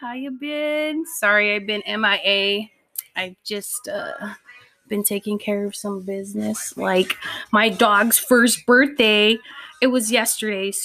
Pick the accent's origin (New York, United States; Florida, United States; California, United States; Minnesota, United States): California, United States; Pomona; my cousins and I grew up in Pomona, P-Town.